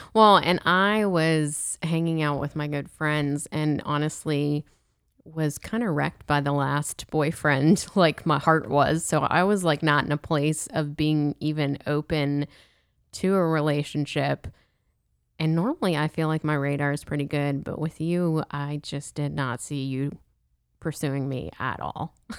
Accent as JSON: {"language": "English", "town": "Pittsburgh", "region": "Pennsylvania", "country": "United States", "also_born_or_lived": "Steubenville, Ohio", "moved": "yes", "lives_now": "Louisiana, United States", "said": "I'm from Pittsburgh"}